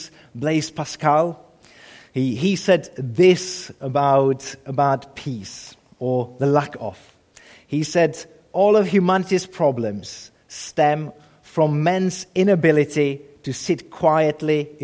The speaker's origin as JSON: {"language": "English", "country": "Czechia", "tie": "born or raised there", "moved": "yes", "said": "I grew up in the Czech Republic"}